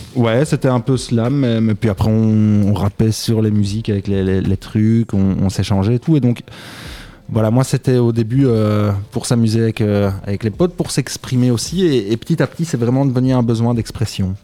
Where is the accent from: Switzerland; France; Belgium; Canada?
Belgium; Braine-le-Château, Wallonia; je viens de Braine-Château, c'est un petit village entre quatre grandes villes.